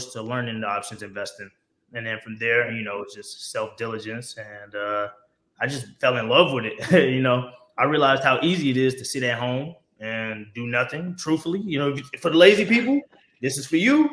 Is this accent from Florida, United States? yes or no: no; Sumter, South Carolina, United States; I'm originally from Sumter, South Carolina, man, a graduate of Lakewood